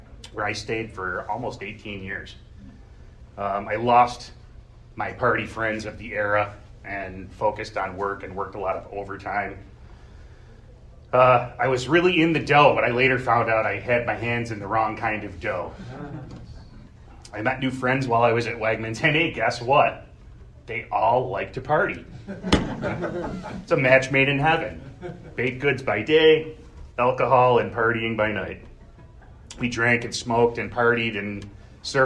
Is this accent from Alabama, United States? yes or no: no; Gates, New York, United States; I grew up in Gates, surfing the edge of poverty